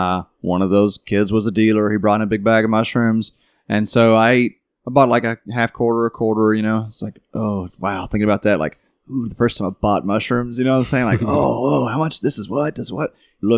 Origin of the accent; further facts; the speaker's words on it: Kentucky, United States; growing up in Kentucky.